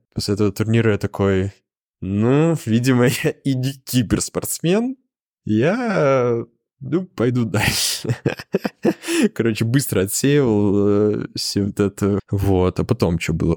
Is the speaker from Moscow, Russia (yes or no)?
yes; Zelenograd, Moscow, Russia; я жил в Зеленограде, это мой родной город